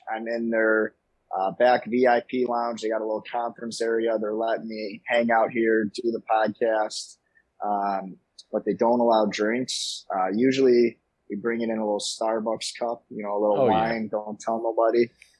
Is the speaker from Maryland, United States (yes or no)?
no; Chicago, Illinois, United States; I'm from Chicago, born and raised here. And, you know, grew up in an Italian family